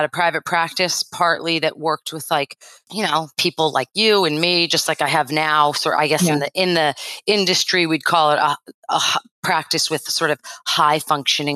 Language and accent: English; Westwood, Massachusetts, United States; moved away as an adult; also born or lived in Washington, D.C.; now in Oahu, United States; Boston. I lived like 35 minutes sort of southwest of the city